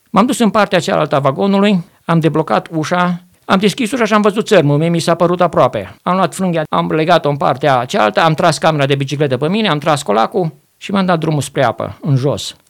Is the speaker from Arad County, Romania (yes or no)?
yes; Arad, Arad County, Romania; moved away as an adult; de unde sunt eu? Zic, din Arad